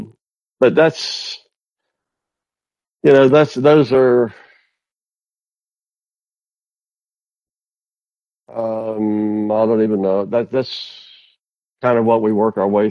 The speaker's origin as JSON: {"language": "English", "area": "Tavares", "region": "Florida", "country": "United States", "tie": "born or raised there", "also_born_or_lived": "Washington", "moved": "yes", "said": "I was in my hometown, I was in the county seat of my hometown. I was in Tavares, Florida"}